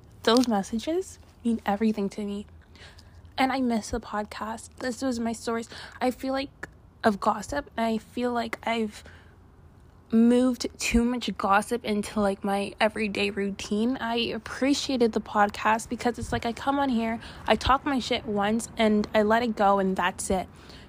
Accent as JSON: {"language": "English", "country": "Canada", "said": "ou guys know I'm from Canada, and in the fall, in the winter, it gets so cold."}